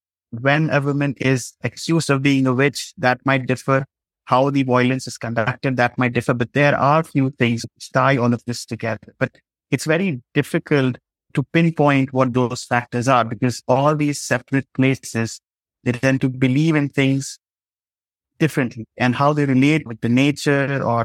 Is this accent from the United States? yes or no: no; India; the literacy rate isn't high in my home state.